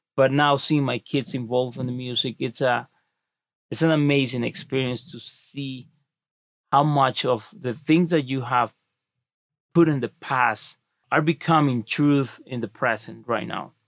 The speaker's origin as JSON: {"language": "English", "country": "Mexico", "tie": "born or raised there", "moved": "yes", "lives_now": "United States", "said": "I wasn't born in the United States. I was born in Mexico."}